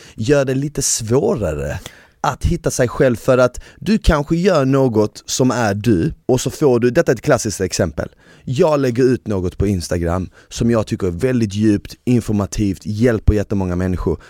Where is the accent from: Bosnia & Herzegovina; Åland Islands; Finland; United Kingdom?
Bosnia & Herzegovina; now in Sweden; jag är född i Bosnien